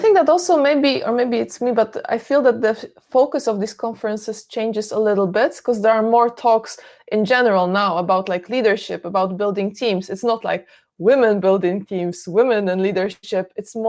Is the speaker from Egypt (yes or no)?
no; Poland; now in Sweden; My home country, Poland